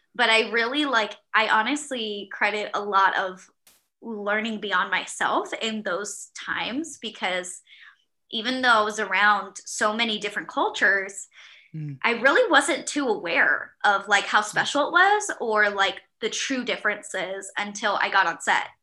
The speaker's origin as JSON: {"language": "English", "town": "Miami", "region": "Florida", "country": "United States", "tie": "born or raised there", "also_born_or_lived": "Virginia", "moved": "yes", "lives_now": "Charlotte, United States", "said": "I grew up in Miami"}